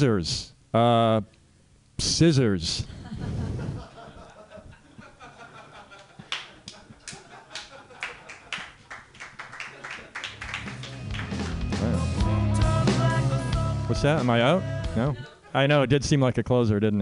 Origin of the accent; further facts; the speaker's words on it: Canada; moved away; So I'm a Canadian. I grew up in Canada, or as you call it here, America Light